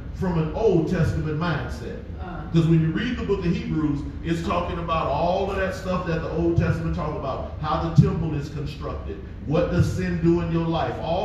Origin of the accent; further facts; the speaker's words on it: United States; as black folk growing up in America